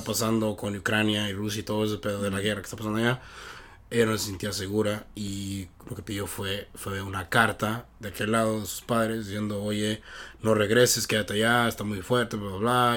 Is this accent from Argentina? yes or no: no; Mexico; now in United States